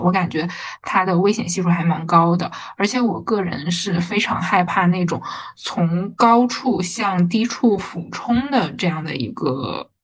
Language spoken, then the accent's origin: Chinese; Northeast China, China; moved away as an adult; now in Shanghai, China; 我其实是一个东北人